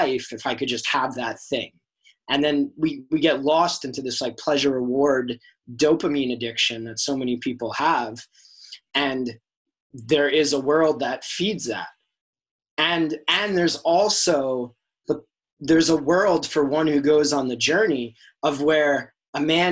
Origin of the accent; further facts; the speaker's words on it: New York, United States; my high school growing up in New York